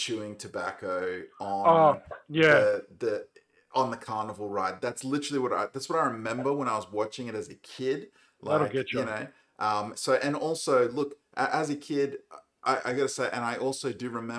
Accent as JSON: {"language": "English", "country": "Australia", "said": "as an Australian"}